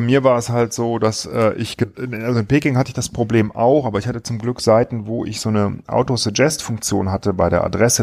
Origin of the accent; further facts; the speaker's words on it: Wipperfürth area, North Rhine-Westphalia, Germany; moved away; ich komme aus der Gegend